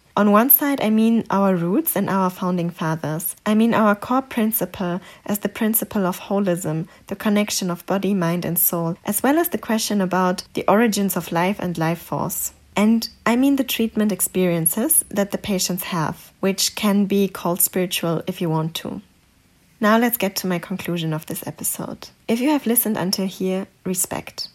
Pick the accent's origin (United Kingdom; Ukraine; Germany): Germany; English is a second language; I grew up in Germany and I got all my education here